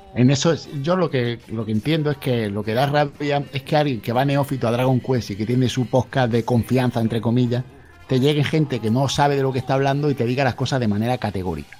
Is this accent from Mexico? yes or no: no; Melilla, Spain; yo soy de Melilla